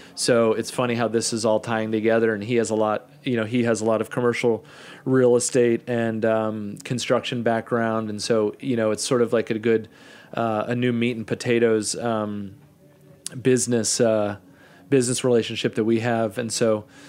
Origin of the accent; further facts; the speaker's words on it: Kansas City, United States; moved away as an adult; also born or lived in Arizona / Brooklyn, New York; one of my best friends, Chris, who I grew up in Kansas City